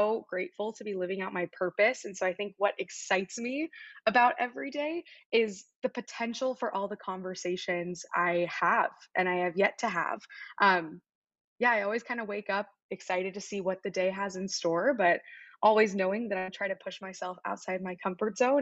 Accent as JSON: {"language": "English", "town": "Wichita", "region": "Kansas", "country": "United States", "tie": "born or raised there", "also_born_or_lived": "University of Pennsylvania (East Coast)", "moved": "as an adult", "said": "I grew up in Wichita, Kansas, in the Midwest."}